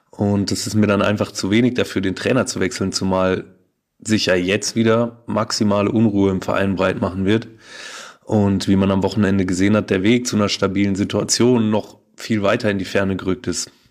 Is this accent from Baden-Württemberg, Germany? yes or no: yes; Freiburg, Baden-Württemberg, Germany; Ich meine, ich als Freiburger habe da zwar gut reden